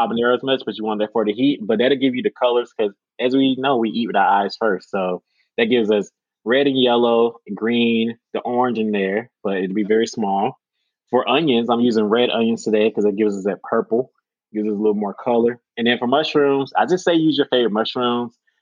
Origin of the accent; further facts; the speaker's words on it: United States; As an American